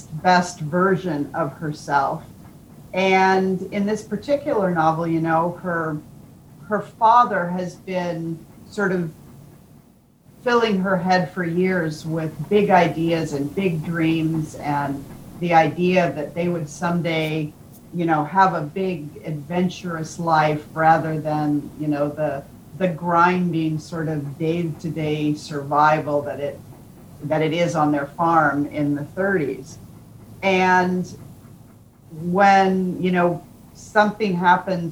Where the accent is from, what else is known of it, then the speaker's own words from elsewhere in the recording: United States; we Americans